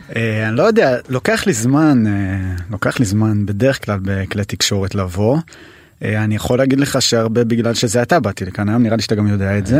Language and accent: Hebrew; Jerusalem, Jerusalem District, Israel; נולדתי וגדלתי בשכונת הכורדים